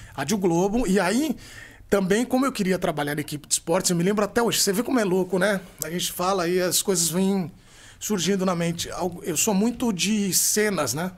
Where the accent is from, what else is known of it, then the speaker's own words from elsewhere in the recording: São Paulo, Brazil; also born or lived in Americana / Campinas; Eu sou de São Paulo, mas eu morei em Americana, fiz faculdade em Campinas, eu amo o interior de São Paulo